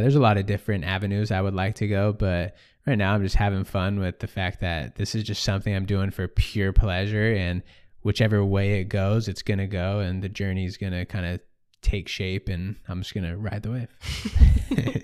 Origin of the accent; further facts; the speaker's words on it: Sonoma, California, United States; growing up in Sonoma, I lived an hour from the coast, nobody surfed.